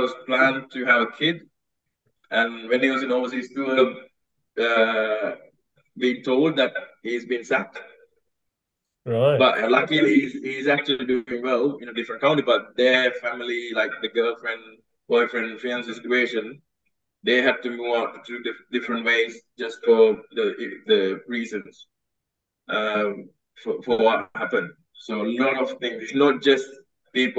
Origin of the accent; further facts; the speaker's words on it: Sri Lanka; now in Yorkshire, United Kingdom; me growing up in Asoka Vidyalaya in Dunn Lane